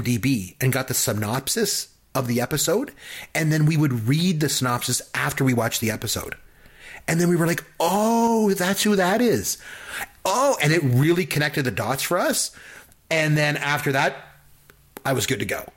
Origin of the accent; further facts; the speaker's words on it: Canada; I'm from Canada